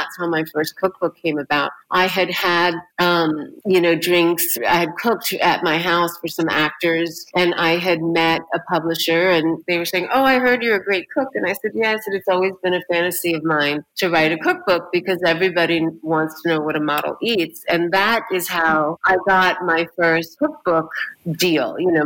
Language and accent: English; New York, United States; also born or lived in Los Angeles / Massachusetts; I came to New York when I was 4. I grew up in New York and in Los Angeles.